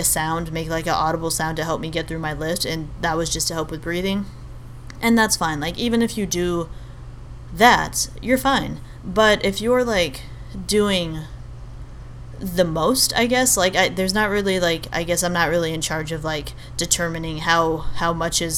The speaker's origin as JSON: {"language": "English", "country": "Albania", "said": "I'm Albanian, I'm from Albania."}